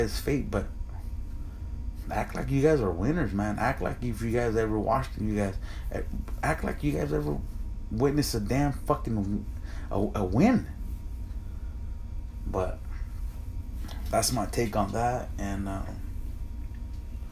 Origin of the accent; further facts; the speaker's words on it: United States; me and my brother are both Mexican Americans.